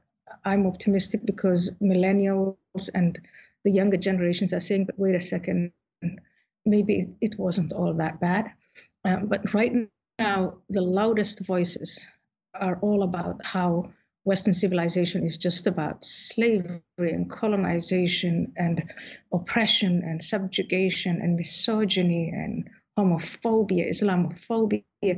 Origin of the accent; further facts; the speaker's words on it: Somalia; born there; also born or lived in Saudi Arabia / Ethiopia / Kenya / Netherlands; So I was born in Somalia, I was in Saudi Arabia, I was in Ethiopia, I was in Kenya before I came to the Netherlands